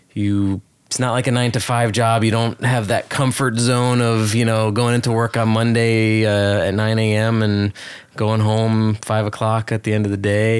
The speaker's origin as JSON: {"language": "English", "town": "New York City", "region": "New York", "country": "United States", "tie": "born or raised there", "also_born_or_lived": "Miami, Florida", "moved": "as an adult", "lives_now": "Hollywood, Florida, United States", "said": "I grew up in New York City on the Upper West Side"}